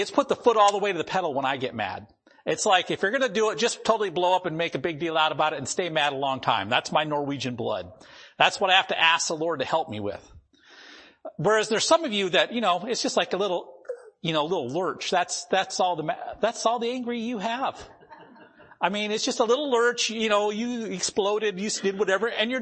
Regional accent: North Dakota, United States; I grew up in North Dakota and went to school there.

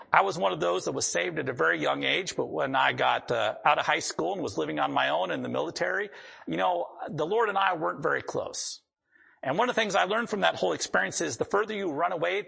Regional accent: the Dakotas, United States; I grew up in the Dakotas

